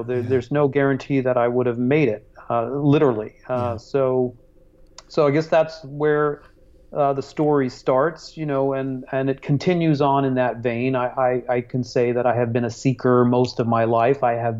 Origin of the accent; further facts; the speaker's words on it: Hong Kong; also born or lived in Singapore; I was born in Singapore and raised in Hong Kong, and already had a very multicultural, multi-heritage